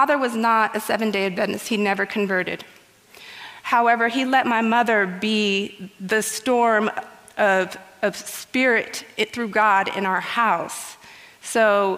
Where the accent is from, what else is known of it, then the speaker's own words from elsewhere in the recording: Guatemala; I was born healthy in Guatemala